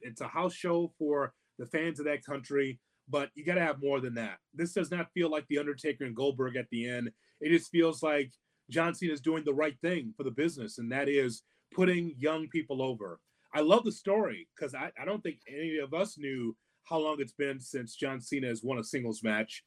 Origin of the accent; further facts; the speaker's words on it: Midwest, United States; we're both from the Midwest